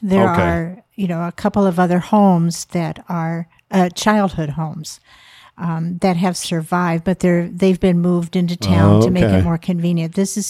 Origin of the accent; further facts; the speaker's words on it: Cedar Rapids, Iowa, United States; now in Burr Oak, United States; Yes. Yeah. Okay. I was from Cedar Rapids.